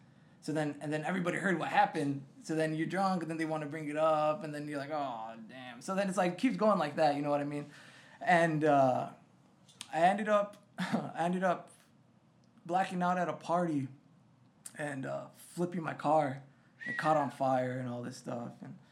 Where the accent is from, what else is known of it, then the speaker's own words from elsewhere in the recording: Swanton, Ohio, United States; moved away; also born or lived in San Marcos, Texas; the town I grew up in outside of Toledo was called Swanton. Very farm town, man.